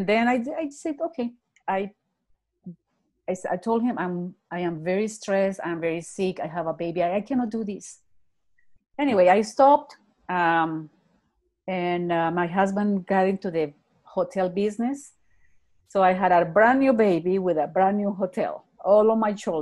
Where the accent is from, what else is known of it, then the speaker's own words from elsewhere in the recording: Bogota, Colombia; English is a second language; moved away as an adult; also born or lived in Texas / Ontario; now in Calgary, Canada; I live in Calgary. I was born in Bogota, Colombia.